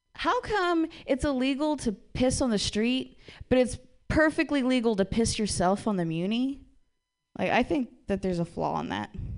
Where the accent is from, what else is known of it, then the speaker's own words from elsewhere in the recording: Ohio, United States; I'm from Ohio